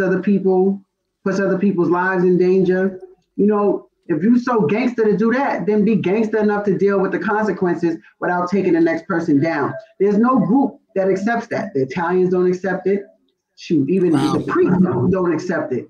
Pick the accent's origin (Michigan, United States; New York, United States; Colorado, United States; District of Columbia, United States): New York, United States; Roosevelt; I'm from Roosevelt, you know, Long Island